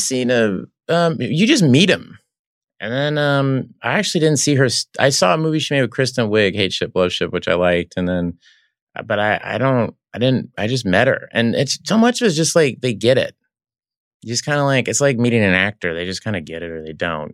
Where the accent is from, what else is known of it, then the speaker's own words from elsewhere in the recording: Oklahoma, United States; moved away; also born or lived in Los Angeles; growing up in Oklahoma